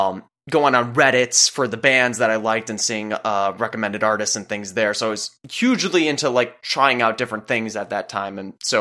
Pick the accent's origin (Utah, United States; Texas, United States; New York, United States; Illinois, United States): Illinois, United States; my experiences growing up, and I'm sure yours as well, growing up in Illinois. Like you're kind of look to your left, corn, look to your right, corn, you are corn, welcome to Illinois.